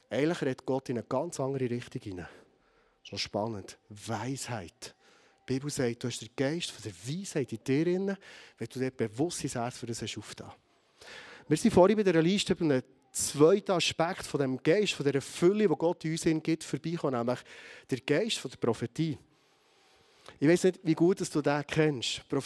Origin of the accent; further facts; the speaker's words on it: Bern, Switzerland; vielleicht als Berner Oberländer mit einem harten Kopf